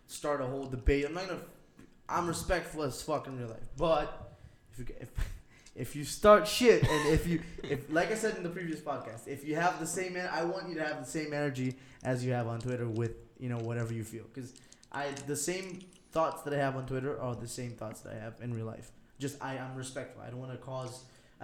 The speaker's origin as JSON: {"language": "English", "country": "Aruba", "second_language": "English", "said": "we're from Aruba"}